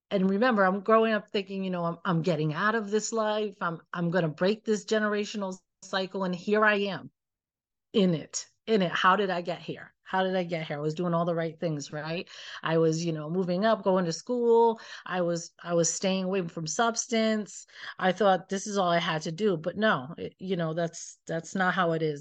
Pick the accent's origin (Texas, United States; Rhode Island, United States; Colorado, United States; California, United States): Rhode Island, United States; Pawtucket; growing up in Pawtucket